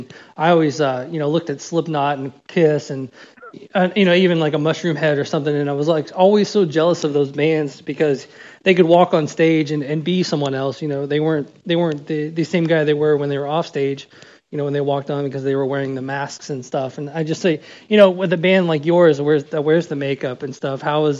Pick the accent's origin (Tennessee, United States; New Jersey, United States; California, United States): Tennessee, United States; Nashville; I'm from the South. I'm from, you know, I grew up in Nashville, Tennessee